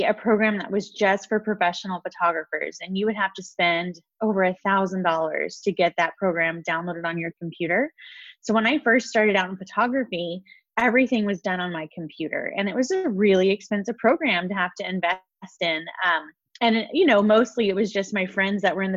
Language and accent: English; Texas, United States; moved away as an adult; also born or lived in California; I grew up in Texas